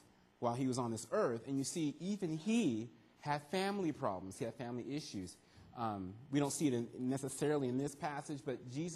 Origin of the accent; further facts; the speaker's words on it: California, United States; moved away as an adult; also born or lived in York, Nebraska / Arizona; now in Canada; From California, that's where I grew up